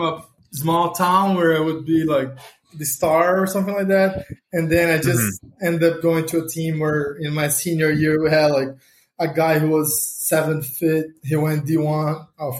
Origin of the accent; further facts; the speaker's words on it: Brazil; moved away as an adult; also born or lived in Ohio; I'm from Brazil.